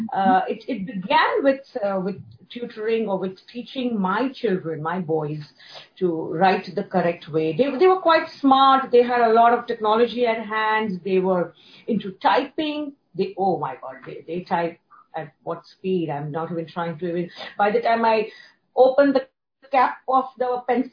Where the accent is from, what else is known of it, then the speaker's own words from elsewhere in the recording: India; moved away as an adult; now in Hong Kong; born and brought up in India, then migrated to Hong Kong 15 years back after marriage.